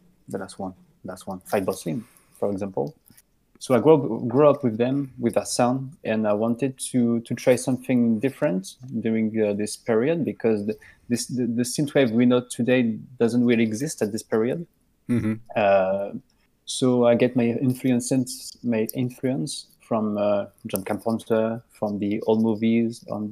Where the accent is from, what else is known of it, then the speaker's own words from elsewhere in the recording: Lyon, Auvergne-Rhône-Alpes, France; I'm a musician from Lyon. It's a city in France.